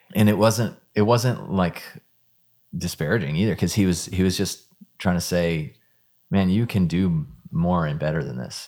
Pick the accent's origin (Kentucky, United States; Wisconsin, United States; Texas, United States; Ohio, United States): Texas, United States; Houston; moved away as an adult; also born or lived in Dallas; now in Nashville, United States; I, I grew up in Houston